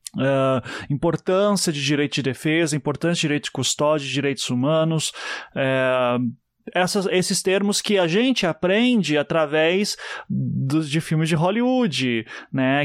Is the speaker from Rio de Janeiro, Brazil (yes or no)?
no; Curitiba, Paraná, Brazil; Eu sou de Curitiba.